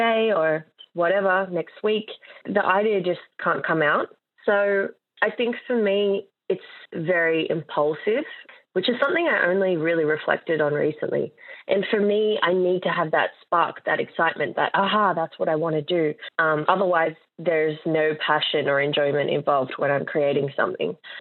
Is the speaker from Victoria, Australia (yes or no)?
no; Sydney, New South Wales, Australia; I am a digital artist from Western Sydney